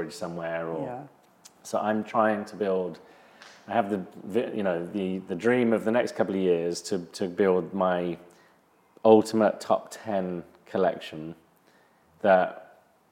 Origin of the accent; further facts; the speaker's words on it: England, United Kingdom; growing up in England